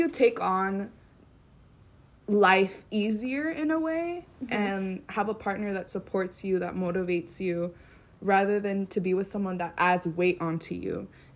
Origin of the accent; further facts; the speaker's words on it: Hemet, California, United States; I am from Hemet, California